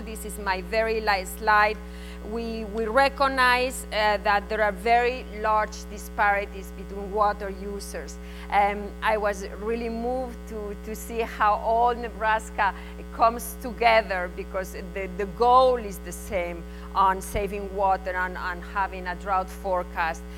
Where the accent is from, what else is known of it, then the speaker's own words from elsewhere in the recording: Spain; accent: Spanish; English is a second language; my Spanish accent